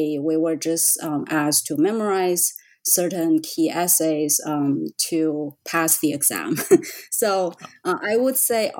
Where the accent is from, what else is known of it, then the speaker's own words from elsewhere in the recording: China; moved away as an adult; now in United States; I'm from China. I finished my BA in Renmin University, and I came to the U.S. for my graduate studies.